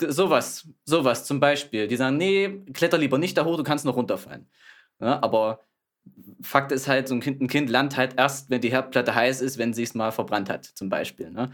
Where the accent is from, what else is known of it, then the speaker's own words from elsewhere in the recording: Thuringia, Germany; komme gebürtig aus Thüringen